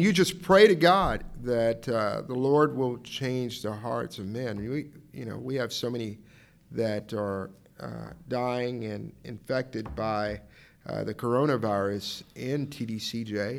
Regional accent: Dallas, Texas, United States; I'm from Dallas

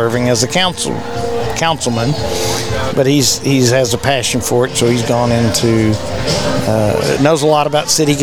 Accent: River Oaks, Texas, United States; I'm from River Oaks, Texas.

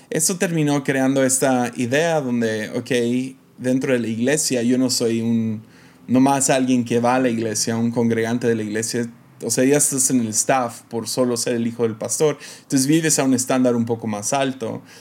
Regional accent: Mexico; accent: American; una familia que se mudó a México casi casi en cuanto nací. Entonces crecí en México toda mi vida, pero como pueden escuchar, tengo un acento americano, ¿no?

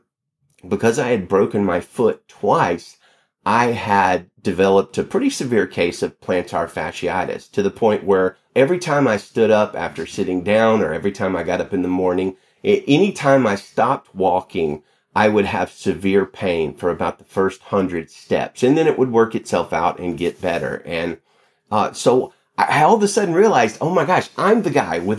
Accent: Alabama, United States; moved away as an adult; also born or lived in Pinson, Alabama; now in Salinas, United States; I grew up in Alabama, lived in Alabama in the South all my life until just about 4 years ago when I moved out here to pastor a church in Salinas

